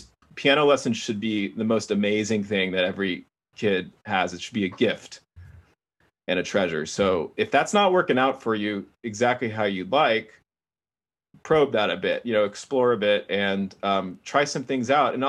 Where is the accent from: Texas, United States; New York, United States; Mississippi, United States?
Texas, United States; I'm from Texas, and it's the most caloric thing you can possibly eat.